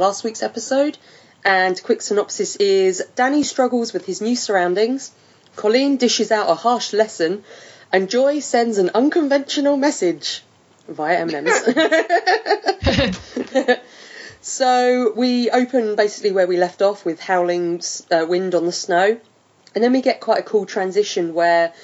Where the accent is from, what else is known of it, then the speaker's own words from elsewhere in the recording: England, United Kingdom; we are both English